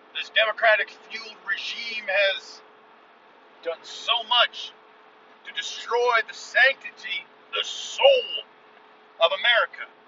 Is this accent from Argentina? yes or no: no; United States; that is what we do as an American citizen